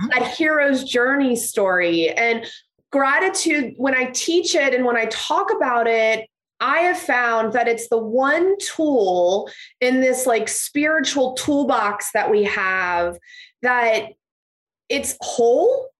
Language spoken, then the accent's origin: English; Cincinnati, Ohio, United States; I have been born and raised in Cincinnati